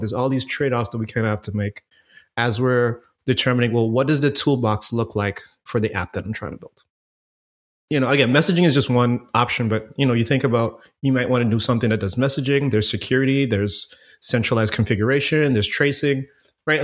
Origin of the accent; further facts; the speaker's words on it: Antigua & Barbuda; moved away as an adult; now in Fort Lauderdale, United States; born and raised in Antigua, man. I lived in the Caribbean until I was about nineteen years old and, you know, came to Florida for school